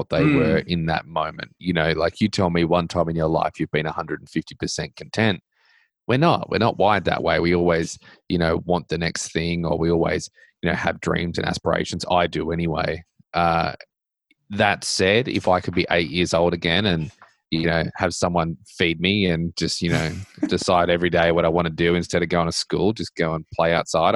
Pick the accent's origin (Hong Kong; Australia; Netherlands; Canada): Australia; also born or lived in Middle Tennessee; now in Tennessee, United States; I do live in America and I grew up in Australia